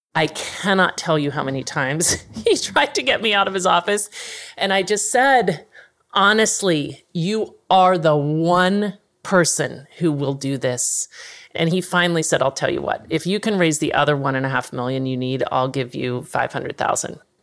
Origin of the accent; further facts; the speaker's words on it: Dallas, Texas, United States; moved away; also born or lived in Manhattan; I'm from Dallas